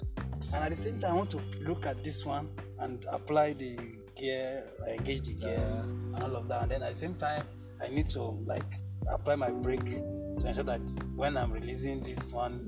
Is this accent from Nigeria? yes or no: yes; Kogi, Nigeria; the part where I began to understand my environment most was when I was growing up in Kogi, like my hometown.